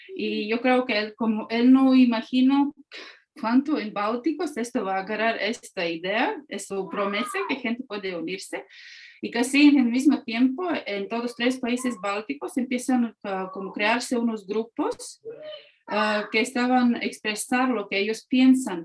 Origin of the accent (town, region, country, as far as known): Latvia; Spanish is a second language; also born or lived in Mexico